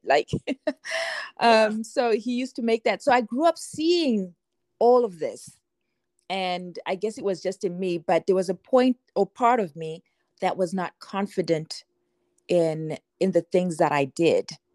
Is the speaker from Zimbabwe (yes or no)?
yes; Zimbabwe; I'm I'm Zimbabwean. I grew up in Zimbabwe, and everywhere.